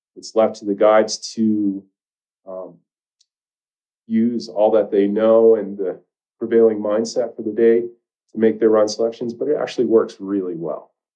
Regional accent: Maine, United States; moved away as an adult; now in Jackson, United States; I grew up in Maine

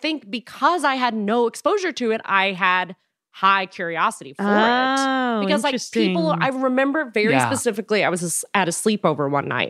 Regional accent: Frankfort, Kentucky, United States; I'm from Frankfurt, which is like smack dab in the middle between the two, which is like Lexington and Louisville, the big cities.

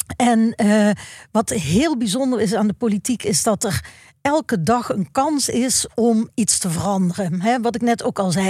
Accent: Maastricht, Limburg, Netherlands; ik ben opgegroeid in Maastricht

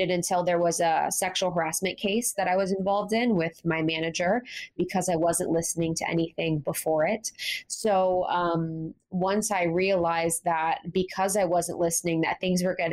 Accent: Ohio, United States; Growing up in Ohio

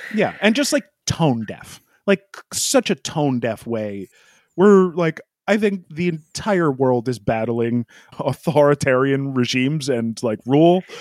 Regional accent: United States; as an American fan

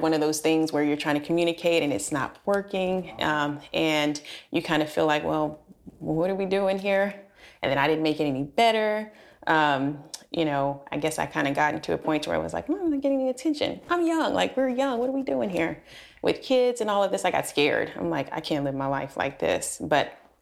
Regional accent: Alabama, United States; moved away as an adult; now in Texas, United States; I'm originally from Alabama

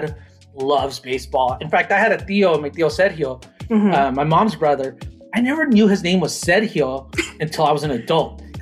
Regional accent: Los Angeles, California, United States; English is a second language; moved away as an adult; now in Eugene, United States; I grew up in born in East LA. You know, I didn't speak English until I was almost seven

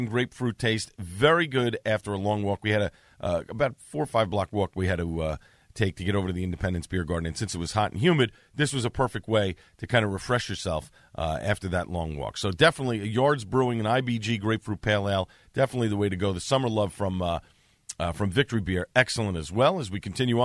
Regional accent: New York City, New York, United States; old friends that I grew up with on Staten Island

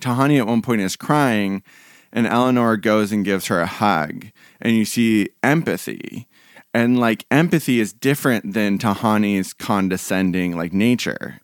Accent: Portland, Oregon, United States; being from Portland

